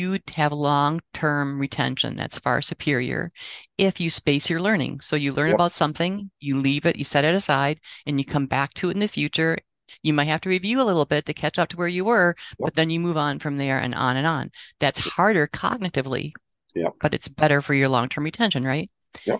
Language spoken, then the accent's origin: English; Wausau, Wisconsin, United States; I never thought I'd have the opportunity to teach, in medical school and not have to leave my hometown